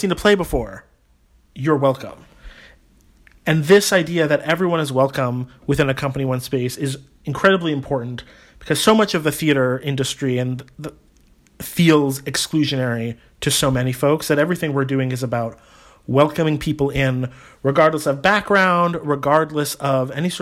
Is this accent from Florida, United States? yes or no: no; Somerville, Massachusetts, United States; I am local. I grew up in Somerville